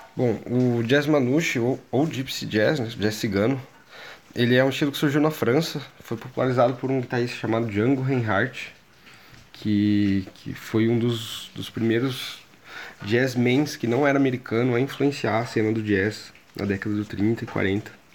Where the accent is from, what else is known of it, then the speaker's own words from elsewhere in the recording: Brazil; also born or lived in Londrina; a gente como brasileiro